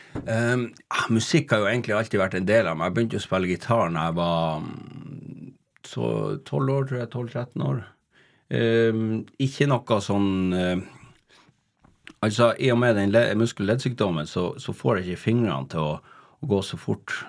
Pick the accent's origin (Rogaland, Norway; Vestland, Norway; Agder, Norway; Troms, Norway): Troms, Norway; Tromsø; moved away; jeg vokste opp i Kattfjorden eh, på yttersida av Kvaløya i Tromsø.